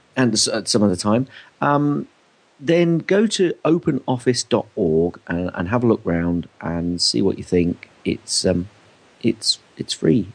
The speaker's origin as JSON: {"language": "English", "country": "United Kingdom", "said": "especially as British"}